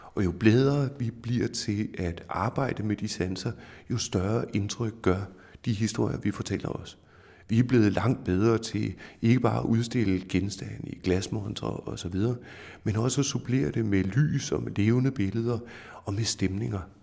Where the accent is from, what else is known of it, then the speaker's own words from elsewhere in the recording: Denmark; vi som danskere